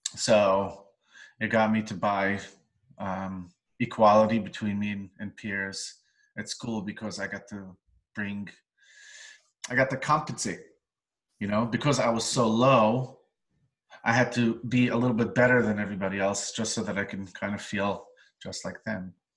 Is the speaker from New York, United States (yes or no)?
yes; New York City, New York, United States; I was born in Crown Heights, Brooklyn, family of 11, very vibrant, loud uh, family